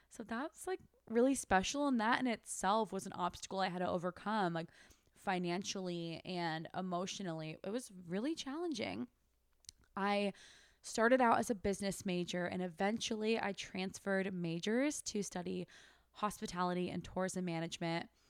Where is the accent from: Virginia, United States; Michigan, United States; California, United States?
California, United States; Sacramento; moved away as an adult; also born or lived in Turkey / San Diego, California / Australia; now in Austin, United States; I was raised in Sacramento, California.